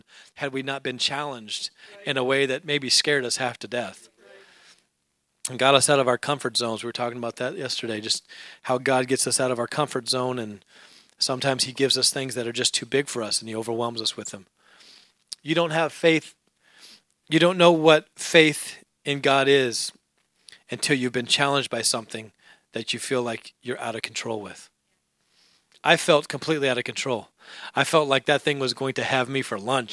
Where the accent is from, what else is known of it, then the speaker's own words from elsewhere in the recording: Alaska, United States; moved away; I grew up in Alaska.